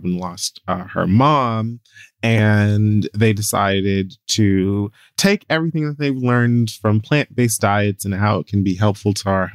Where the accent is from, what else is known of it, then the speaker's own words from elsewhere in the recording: Florida, United States; I'm from Florida